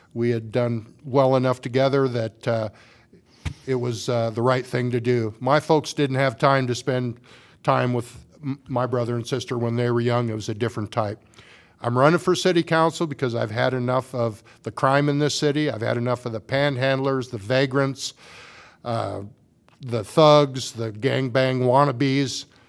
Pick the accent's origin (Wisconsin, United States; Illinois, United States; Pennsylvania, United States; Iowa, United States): Iowa, United States; Washington; moved away as an adult; also born or lived in North Liberty; now in Iowa City, United States; I grew up in Washington, Iowa.